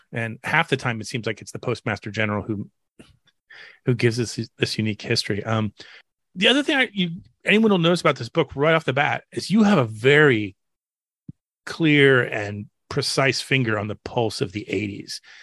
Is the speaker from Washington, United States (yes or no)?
no; Tampa, Florida, United States; also born or lived in Orlando, Florida; I grew up in Florida uh, in Tampa Bay, uh, you know, as a child and a teenager, and I I now live in outside Orlando